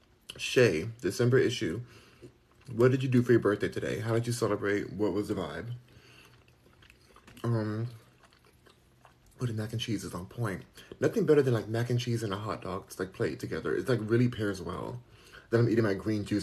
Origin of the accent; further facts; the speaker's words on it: Los Angeles, California, United States; moved away as an adult; now in Texas, United States; I'm a Californian, because I'm born and raised in California